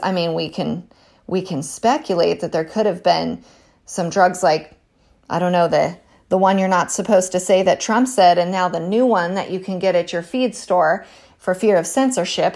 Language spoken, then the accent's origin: English; California, United States; moved away; I'm from California originally